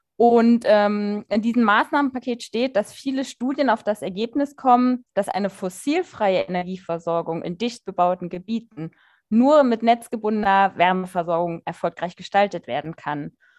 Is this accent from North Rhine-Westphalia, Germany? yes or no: no; Kassel, Hesse, Germany; bei uns in Kassel